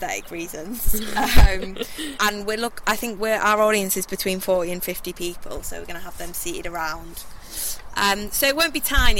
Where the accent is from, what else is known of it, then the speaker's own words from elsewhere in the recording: Hull, Yorkshire and the Humber, United Kingdom; Me and … haven't been making work in Hull that long, although we're both from Hull, so it's allowed us to meet loads of people